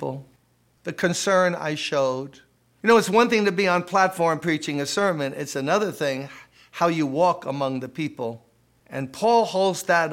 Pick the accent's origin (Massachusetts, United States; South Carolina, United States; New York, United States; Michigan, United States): New York, United States; New York City; When I was a kid growing up in Brooklyn, playing stickball, basketball